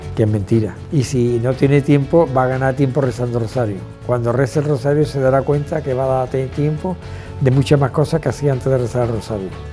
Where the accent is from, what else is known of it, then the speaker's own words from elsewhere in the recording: Seville, Andalusia, Spain; soy de Sevilla, tengo 80 años.